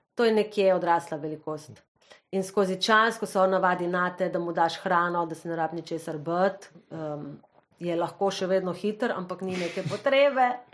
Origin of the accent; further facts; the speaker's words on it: Slovenia; smo Slovenci